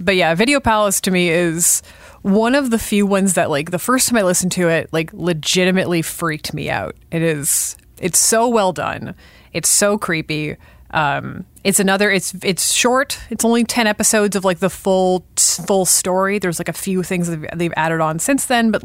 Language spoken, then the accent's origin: English; Sudbury, Ontario, Canada; I grew up north. I grew up in Sudbury. I grew up around a mine.